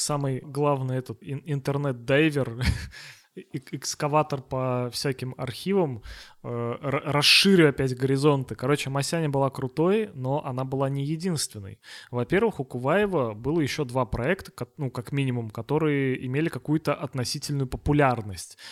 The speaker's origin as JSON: {"language": "Russian", "town": "Togliatti", "region": "Samara Oblast", "country": "Russia", "said": "мы с вами из Тольятти"}